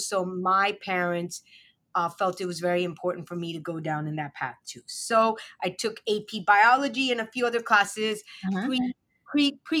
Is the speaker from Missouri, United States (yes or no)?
no; New York City, New York, United States; I am a kid from Brooklyn. My parents immigrated here to the U.S. from Pakistan in the 80s. And I'm the child of sunny, tree-lined Brooklyn and Midwood